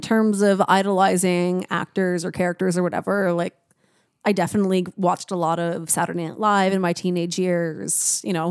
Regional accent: Niagara, Ontario, Canada; moved away; I grew up in Niagara

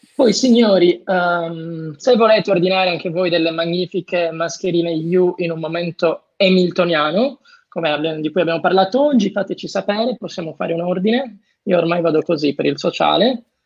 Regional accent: Cagliari, Sardinia, Italy; sono di Cagliari, io non sono di Decimo

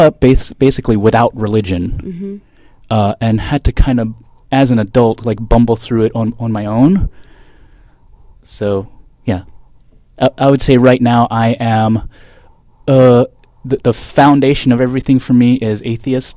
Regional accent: Philadelphia, Pennsylvania, United States; I grew up in Philadelphia, actually just outside of Philadelphia, mainly Jewish neighborhood.

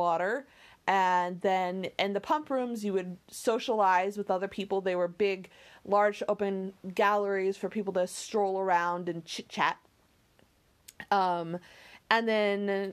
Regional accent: Idaho, United States; growing up in Idaho, there were lots of hot springs

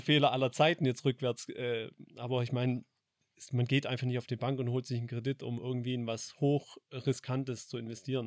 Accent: Heppstraße, Baden-Württemberg, Germany; groß geworden in der Heppstraße

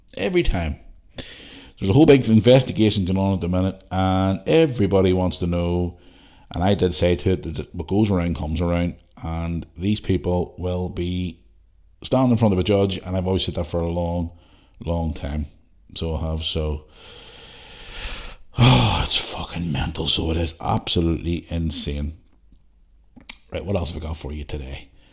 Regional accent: Belfast, Northern Ireland, United Kingdom; now in Bangor, United Kingdom; I grew up in Belfast. There was a bonfire right outside my fucking house every year. And even when I grew up still at home here in Bangor

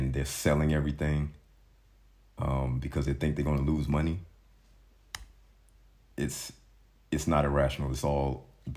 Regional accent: United States; moved away; I grew up in the States

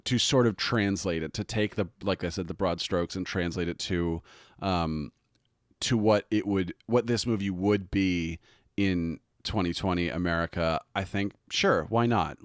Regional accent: United States; we as Americans

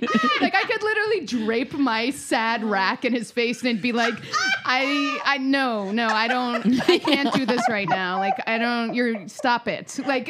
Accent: New York, United States; I'm a Jew from New York.

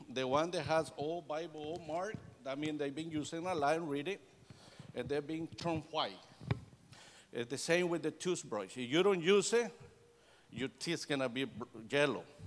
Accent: El Salvador; English is a second language; moved away; I am Hispanic from El Salvador, Central America

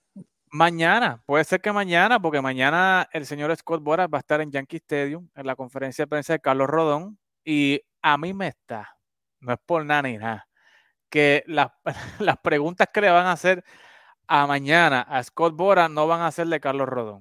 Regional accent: Puerto Rico; Yo soy de Macao

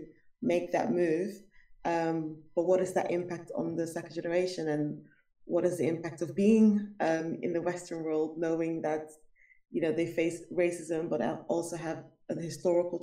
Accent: Rotterdam, South Holland, Netherlands; I grew up basically in Rotterdam

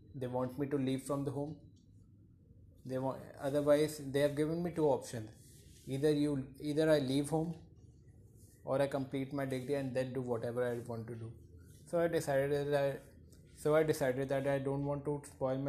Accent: India; I'm from India

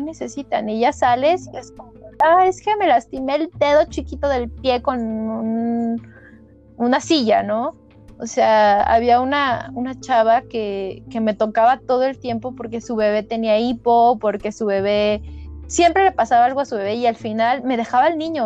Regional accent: Toluca, State of Mexico, Mexico; yo vengo de Toluca, de la Autónoma del Estado de México

